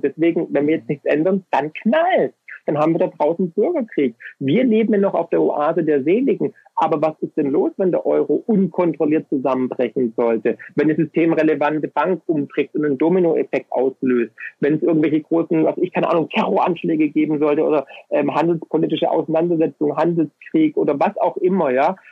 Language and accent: German; Swabia, Germany; als Ökonom und als Schwabe